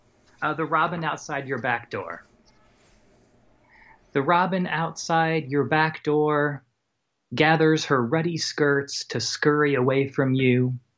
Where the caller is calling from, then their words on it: Columbus, Ohio, United States; I'm calling from Columbus, Ohio.